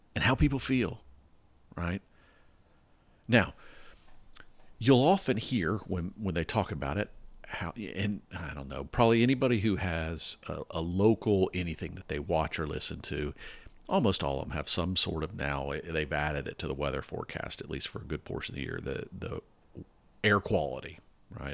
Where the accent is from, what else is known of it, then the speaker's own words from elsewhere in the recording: the South, United States; moved away; I grew up in the South